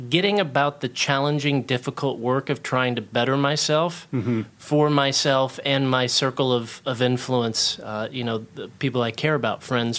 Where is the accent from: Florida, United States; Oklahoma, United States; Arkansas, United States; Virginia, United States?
Oklahoma, United States; I grew up in Oklahoma, like I was mentioning, and then we moved to a place with a little bit of land. And so we call it the ranch.